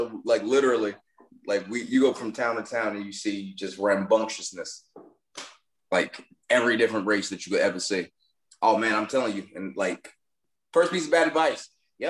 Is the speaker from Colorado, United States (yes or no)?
no; Newark, New Jersey, United States; I'm from Newark. I'm from Newark, New Jersey. Brick City, baby.